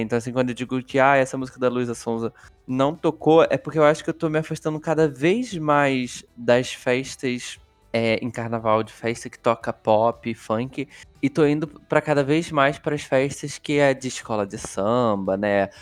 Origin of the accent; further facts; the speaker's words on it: Rio de Janeiro, Brazil; moved away; da onde eu morava, da onde eu nasci.